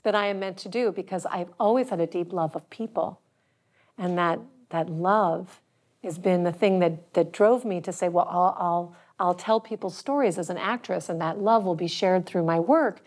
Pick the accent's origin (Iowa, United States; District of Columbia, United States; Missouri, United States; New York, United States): District of Columbia, United States; Washington; moved away; also born or lived in Chicago; I grew up in Washington, D C